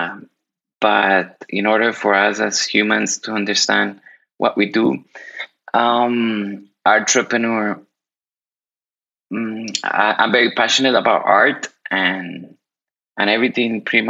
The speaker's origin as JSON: {"language": "English", "country": "Colombia", "tie": "born or raised there", "moved": "yes", "lives_now": "Miami, United States", "said": "I was born in Colombia. Right now, I'm currently based in Miami, Florida, and also I'm a global citizen."}